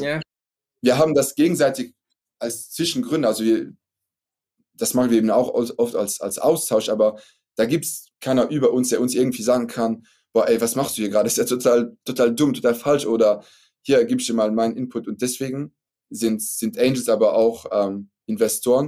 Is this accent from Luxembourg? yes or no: yes; Luxembourg; first language French; German is a second language; also born or lived in Belgium; ich bin Luxemburger, habt ihr vielleicht gehört, also Akzent, dass ich nicht Deutscher bin